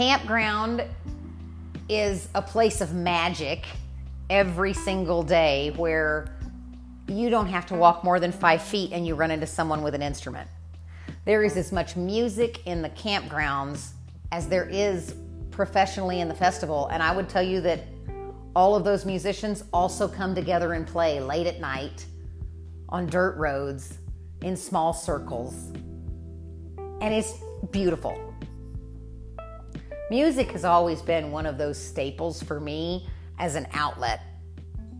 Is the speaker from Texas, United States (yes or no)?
no; Winfield, Kansas, United States; moved away as an adult; I grew up in Winfield.